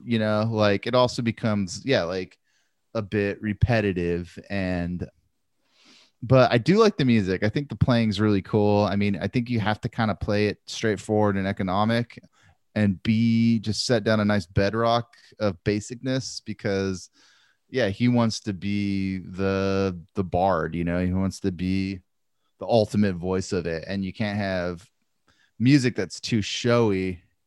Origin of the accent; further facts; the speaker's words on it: Santa Maria, California, United States; growing up in Santa Maria